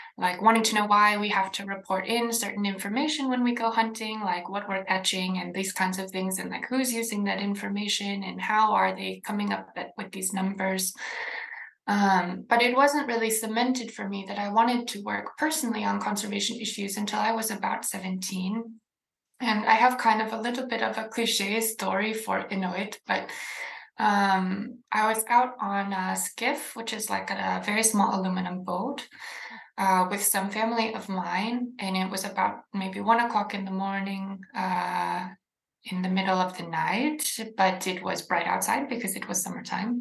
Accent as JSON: {"language": "English", "area": "Inupiat community in the Arctic", "region": "Alaska", "country": "United States", "tie": "born or raised there", "said": "I was raised in this context with this great appreciation for how hard you have to work for your food"}